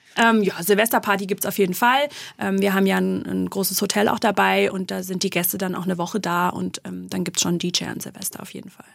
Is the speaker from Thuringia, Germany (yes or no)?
no; Black Forest, Baden-Württemberg, Germany; bei uns im Schwarzwald